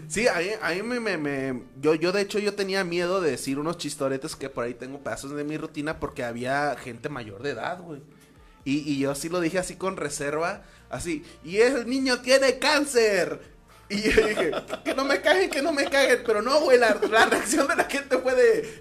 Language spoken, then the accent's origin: Spanish; Los Mochis, Sinaloa, Mexico